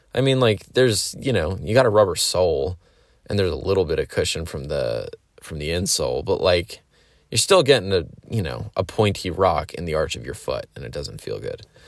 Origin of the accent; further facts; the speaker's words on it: Pennsylvania, United States; I grew up in Pennsylvania